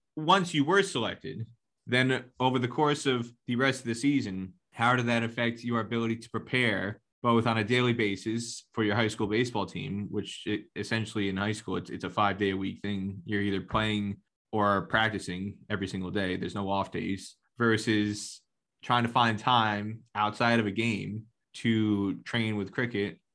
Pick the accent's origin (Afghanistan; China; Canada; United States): United States; I grew up in New York, New Jersey